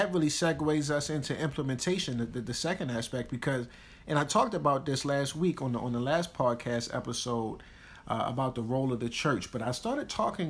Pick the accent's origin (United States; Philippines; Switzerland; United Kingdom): United States; Baltimore, Maryland; I mean, it's almost like growing up in Baltimore, you got this thing, right, where it's the city and the county.